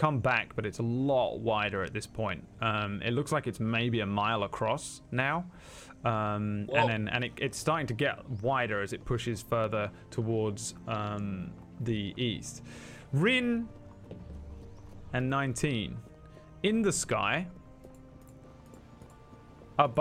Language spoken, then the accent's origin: English; England, United Kingdom; I'm English.